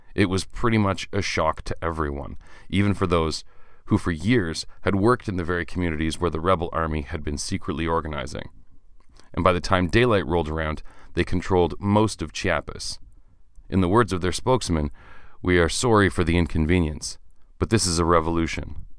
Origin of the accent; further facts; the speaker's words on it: Canada; I'm Canadian